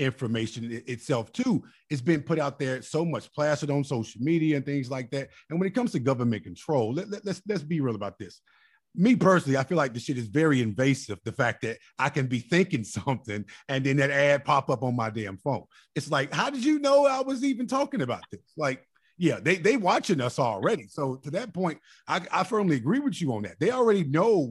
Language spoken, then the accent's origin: English; Chicago, Illinois, United States; also born or lived in Mississippi; I'm from Chicago, too. So I know growing up